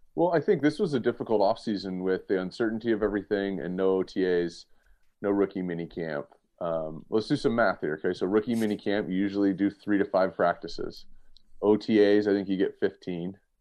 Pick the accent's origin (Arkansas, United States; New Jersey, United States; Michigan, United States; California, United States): California, United States; Southern; also born or lived in Cincinnati; I grew up in Southern California, and I live here now